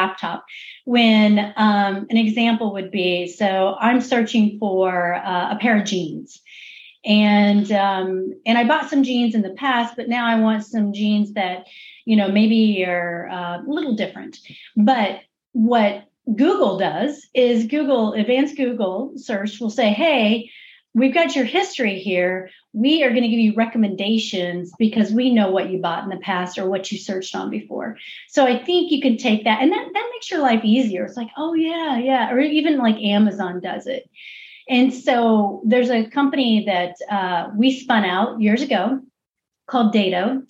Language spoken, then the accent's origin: English; Missouri, United States; I'm actually from Missouri. So I'm from the show me state.